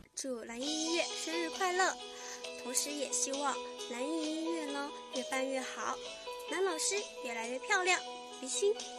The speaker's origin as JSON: {"language": "Chinese", "town": "Urumqi", "region": "Xinjiang", "country": "China", "said": "我来自新疆乌鲁木齐"}